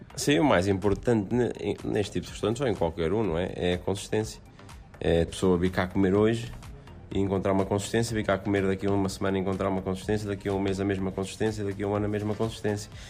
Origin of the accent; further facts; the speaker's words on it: Aveiro, Centro, Portugal; da zona de onde eu nasci, onde, onde a minha família reside, que é em Aveiro, Aveiro, Porto